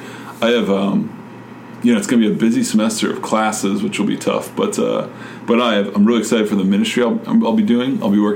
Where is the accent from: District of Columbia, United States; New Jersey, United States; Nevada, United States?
New Jersey, United States; moved away; also born or lived in New York; I'm from New Jersey.